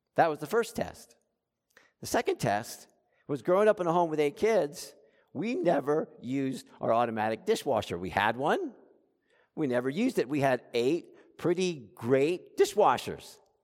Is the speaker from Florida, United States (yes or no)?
yes; South Florida, United States; I grew up in South Florida.